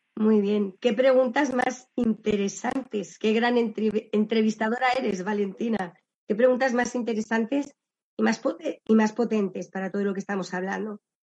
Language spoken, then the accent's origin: Spanish; Valladolid, Castile and León, Spain; yo estudié en, la, en el colegio de la Salle, la Virgen de Lourdes de Valladolid